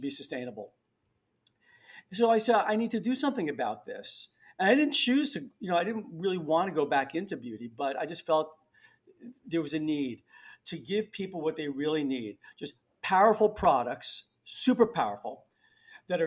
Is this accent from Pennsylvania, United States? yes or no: no; New York City, New York, United States; I grew up in the Bronx. I've been here most of my life